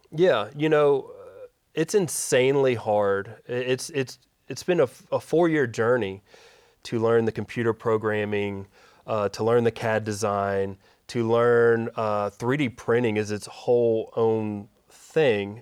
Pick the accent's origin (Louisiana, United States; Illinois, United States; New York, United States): Louisiana, United States; Shreveport; also born or lived in Dallas; I grew up in Shreveport, uh, born at Willis Knight in South